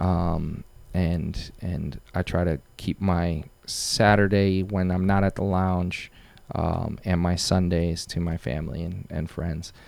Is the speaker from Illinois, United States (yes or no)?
no; Waterbury, Connecticut, United States; also born or lived in Bristol, Connecticut; Waterbury, I'm born and raised there. Um, that's my, that's my hometown